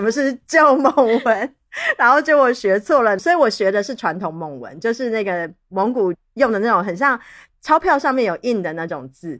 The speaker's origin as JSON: {"language": "Chinese", "town": "Taipei", "country": "Taiwan", "tie": "born or raised there", "moved": "yes"}